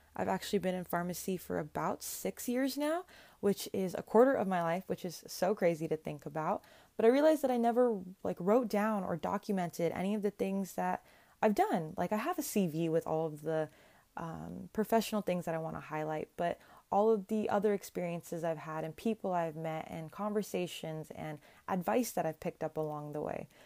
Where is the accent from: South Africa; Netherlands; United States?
United States; Sacramento, California; also born or lived in Berkeley, California / San Francisco, California; I was born and raised in the Sacramento-ish area